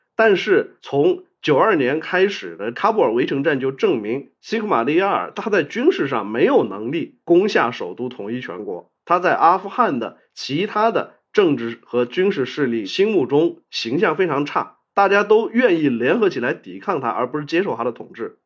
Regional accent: China; 我们中国人

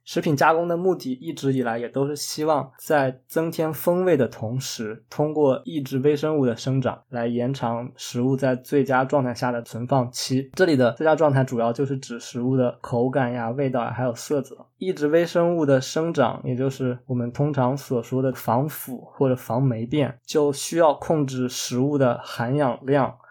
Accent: China; now in Canada; 我们中国人对这些甜品糕点的，最大的赞扬就是

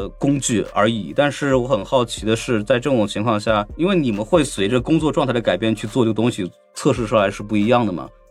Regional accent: Shanghai, China; 我出生在上海嘛

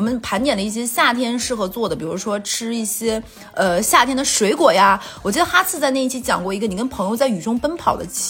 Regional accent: northern China, China; moved away; 对我一个北方人来说

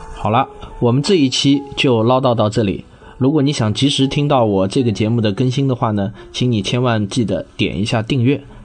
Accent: Jinhua, Zhejiang, China; moved away as an adult; also born or lived in Shaoxing (ancestral); now in Shanghai, China; 我实际上是在浙江金华长到了读大学，然后大学呢就到了上海来读，然后读完大学以后呢就一直留在上海生活、工作，在上海已经生活了整整二十年了。我从小呢生长的环境呢其实是一个叫做核工业部第二六九大队的这么一个大院里头

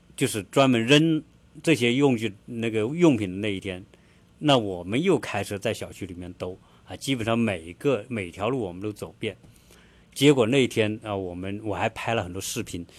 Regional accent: China; now in Atlanta, United States; 我们中国人

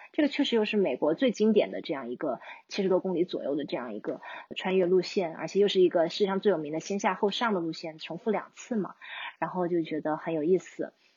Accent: China; 我作为一个中国人

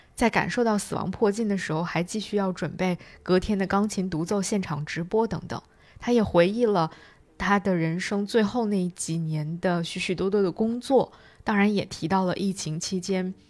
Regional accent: China; 这个故事应该就是我们中国人所讲的黄粱一梦的故事了。

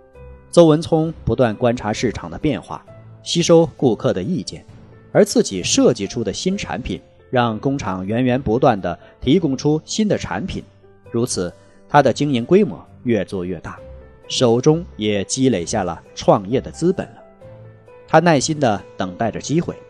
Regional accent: Wenzhou, Zhejiang, China; 我们温州人做生意从小做起，我们的商品没有一种是以大取胜的。

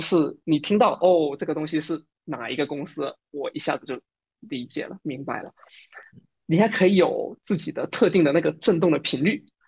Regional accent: Fujian, China; moved away as an adult; now in Singapore; 我也是福建人

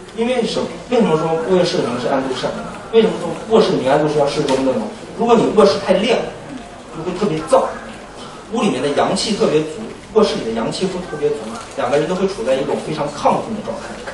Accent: China; 我们中国人的房子一般都是有一个玄关

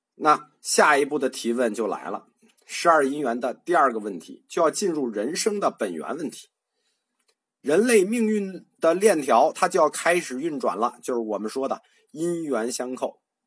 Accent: China; 我们中国人

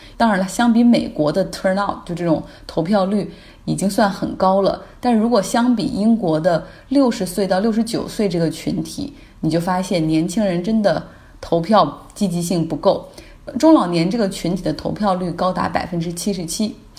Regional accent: China; 我们中国人

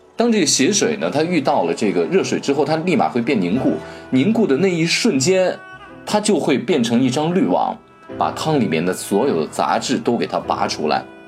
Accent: Shaanxi, China; 作为一个陕西人，我们清早起来吃羊肉泡馍

